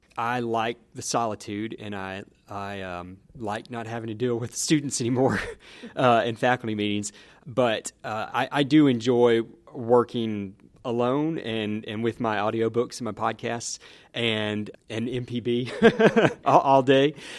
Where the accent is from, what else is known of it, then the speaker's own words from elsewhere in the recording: Newton, Mississippi, United States; also born or lived in Ohio; I grew up in Newton, Mississippi